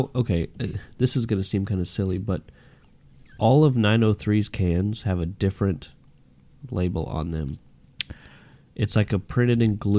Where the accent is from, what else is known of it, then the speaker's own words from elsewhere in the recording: Sherman, Texas, United States; My hometown.